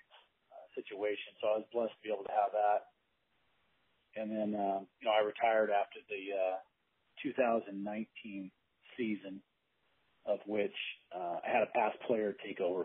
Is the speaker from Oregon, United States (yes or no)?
yes; Tillamook, Oregon, United States; also born or lived in Madras, Oregon; I I grew up here in Tillamook